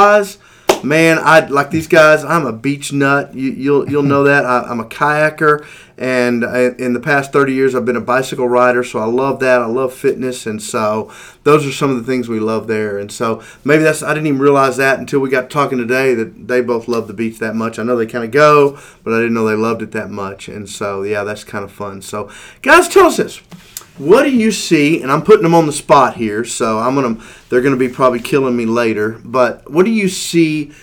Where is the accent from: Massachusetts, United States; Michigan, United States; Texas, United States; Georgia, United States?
Texas, United States; moved away as an adult; also born or lived in Russia; now in Virginia, United States; I'm a Texan through and through